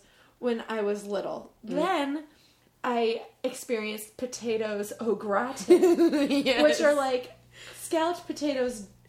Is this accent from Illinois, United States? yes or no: yes; West Central Illinois, United States; West Central Illinois, very small town, population 9,500 at the time.